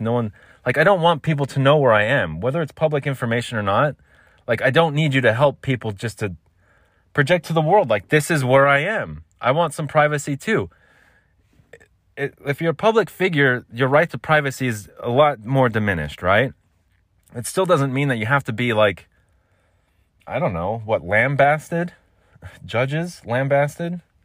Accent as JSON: {"language": "English", "country": "United States", "said": "I'm American. We call it soccer here."}